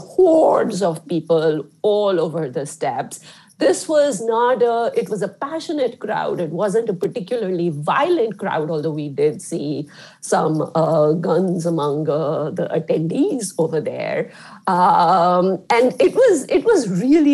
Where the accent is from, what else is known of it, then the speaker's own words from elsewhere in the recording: India; moved away; I grew up in India, right, which is not as mature as a, or an old democracy like the United States